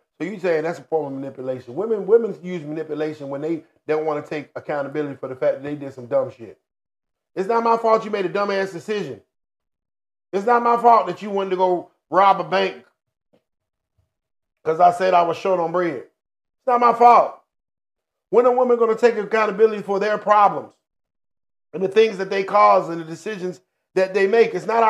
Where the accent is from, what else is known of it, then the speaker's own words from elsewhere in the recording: Hinesville, Georgia, United States; I'm from Hinesville, Georgia.